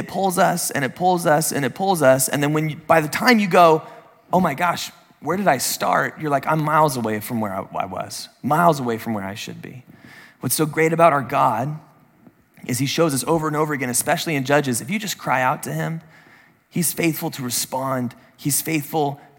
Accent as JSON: {"language": "English", "town": "San Diego", "region": "California", "country": "United States", "tie": "born or raised there", "said": "I grew up in San Diego"}